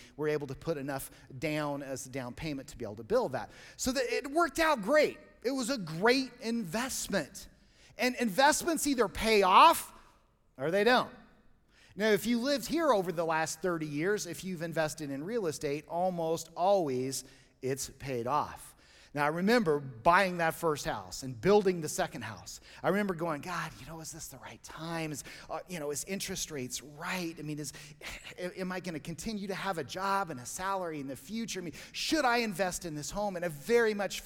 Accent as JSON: {"language": "English", "region": "Colorado", "country": "United States", "tie": "born or raised there", "said": "I grew up here in Colorado"}